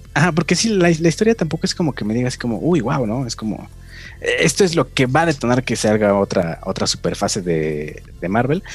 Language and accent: Spanish; Mexico; somos mexicanos